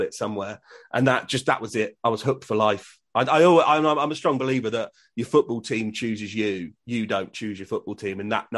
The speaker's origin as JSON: {"language": "English", "town": "Reading", "region": "South East England", "country": "United Kingdom", "tie": "born or raised there", "moved": "as an adult", "lives_now": "Swindon, United Kingdom", "said": "I was born in Reading and grew up in Berkshire."}